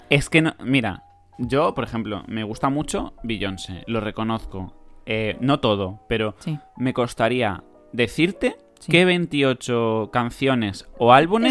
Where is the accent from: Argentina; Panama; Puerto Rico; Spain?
Spain; siendo español